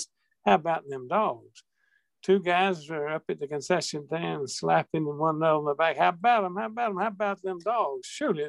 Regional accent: Wrightsville, Georgia, United States; my hometown of Wrightsville, Georgia

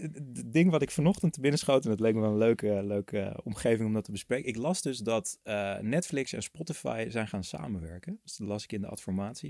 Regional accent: Netherlands; je als Nederlander

